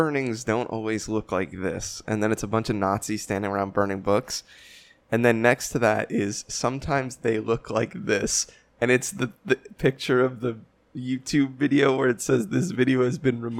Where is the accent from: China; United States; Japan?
United States; North Arlington, New Jersey; born or raised there